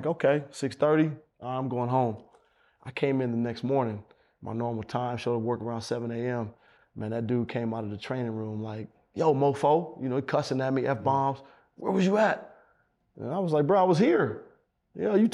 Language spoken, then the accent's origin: English; Oakland, California, United States; I'm from Oakland